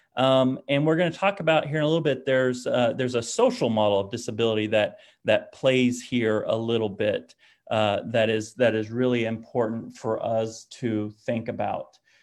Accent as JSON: {"language": "English", "region": "Oklahoma", "country": "United States", "said": "I'm from Oklahoma"}